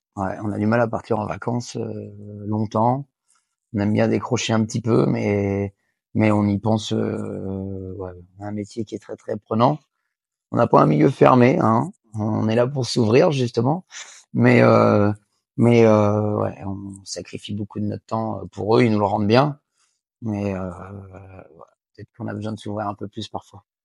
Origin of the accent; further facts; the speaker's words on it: Angers, Pays de la Loire, France; je suis originaire d'Angers.